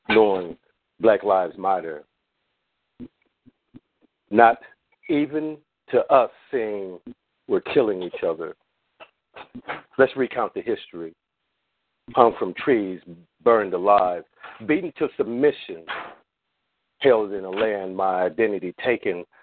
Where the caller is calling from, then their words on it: Long Beach, California, United States; from the LBC.